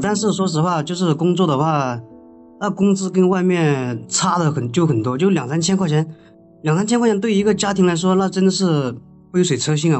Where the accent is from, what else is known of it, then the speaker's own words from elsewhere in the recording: Guizhou, China; 我老家是贵州的，我们这，这留守儿童这种情况特别，特别严重